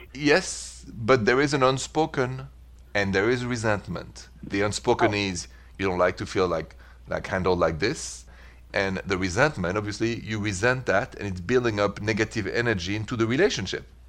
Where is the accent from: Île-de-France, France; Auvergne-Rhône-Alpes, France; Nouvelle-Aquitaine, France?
Île-de-France, France; Paris; accent: French; English is a second language; also born or lived in Midwest, United States; now in United States; from my accent, I'm French, straight from Paris, even though I'm an American now, I'm proud of it. But the accent is French